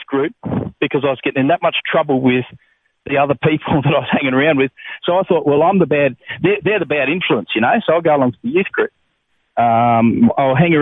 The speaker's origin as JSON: {"language": "English", "area": "Adelaide Hills", "region": "South Australia", "country": "Australia", "tie": "born or raised there", "said": "I grew up in the Adelaide Hills in South Australia."}